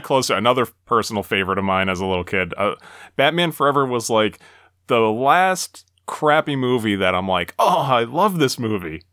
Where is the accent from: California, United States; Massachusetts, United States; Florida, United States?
Massachusetts, United States; this is in my home state